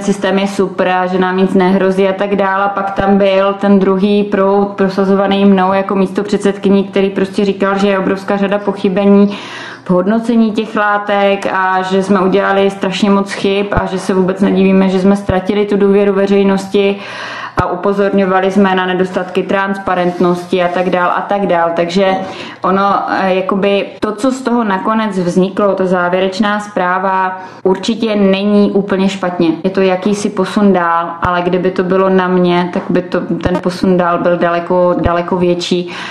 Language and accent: Czech; Czechia; my, jako Češi